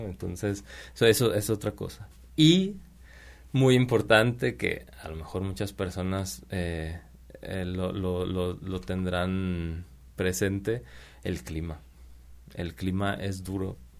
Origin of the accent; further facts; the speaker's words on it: Mexico; moved away as an adult; also born or lived in Prague, Czech Republic / England; Vero y yo somos como, como mexicanos